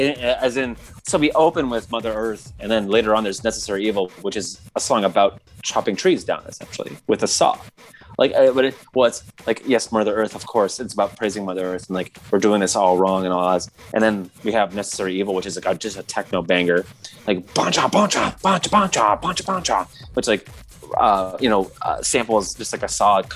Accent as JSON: {"language": "English", "region": "Michigan", "country": "United States", "tie": "born or raised there", "moved": "yes", "said": "growing up in Michigan for a time"}